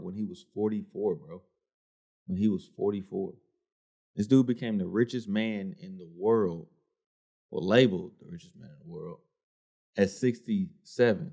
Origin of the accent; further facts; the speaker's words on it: the South, United States; I'm from the South.